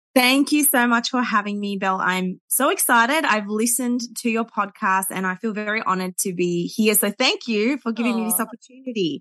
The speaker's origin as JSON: {"language": "English", "town": "Melbourne", "region": "Victoria", "country": "Australia", "tie": "born or raised there", "said": "I grew up in Melbourne, Australia"}